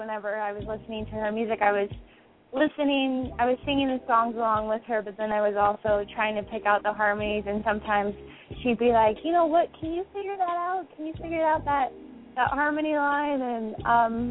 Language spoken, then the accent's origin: English; Seattle, Washington, United States; I'm from Seattle, Washington, born and raised